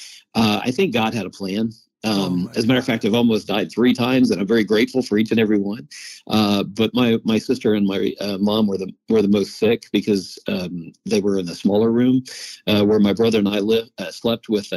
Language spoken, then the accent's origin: English; Oakwood, Illinois, United States; I grew up in a very small town. It's called Oakwood, Illinois, 3 hours south of Chicago